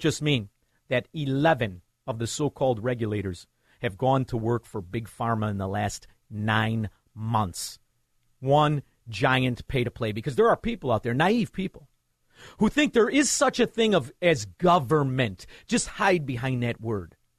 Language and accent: English; Chicago, Illinois, United States; walked around with a certain pride of being a Chicagoan